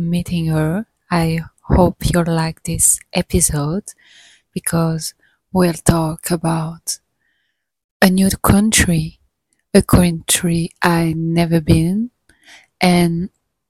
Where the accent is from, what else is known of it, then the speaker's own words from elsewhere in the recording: Mexico City, Mexico; moved away; I was born in Mexico City. Born and raised there